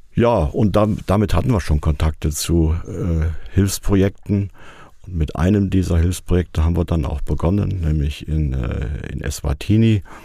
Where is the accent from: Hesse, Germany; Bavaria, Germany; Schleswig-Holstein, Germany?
Hesse, Germany; Fulda; also born or lived in Harsefeld, Lower Saxony / Austria / Rhine-Main area; Geboren wurde ich in Harsefeld, Kreis Stade, also nicht in Fulda. Bin aber in Fulda, genauer gesagt in Heimbach, aufgewachsen.